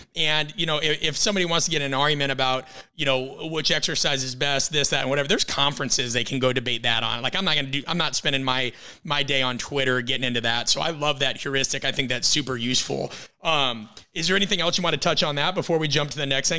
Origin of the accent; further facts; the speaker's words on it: Midwest, United States; I'm from the Midwest West.